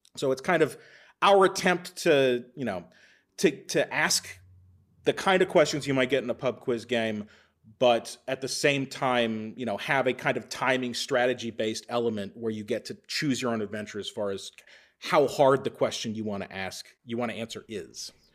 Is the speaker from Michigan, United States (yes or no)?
no; Texas, United States; moved away as an adult; now in Minnesota, United States; I'm actually from Texas originally